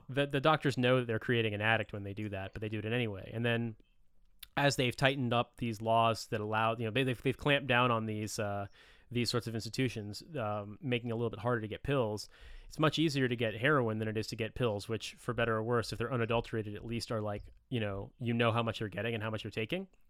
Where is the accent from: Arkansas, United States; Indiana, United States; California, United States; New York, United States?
Indiana, United States; I'm from the Midwest. I'm from Indiana.